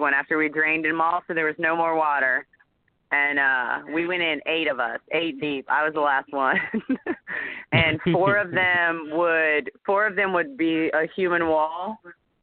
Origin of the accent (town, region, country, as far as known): United States; also born or lived in Orlando, Florida